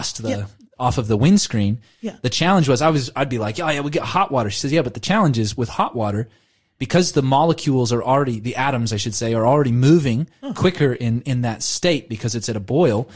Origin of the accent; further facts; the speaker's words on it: United States; I'm from America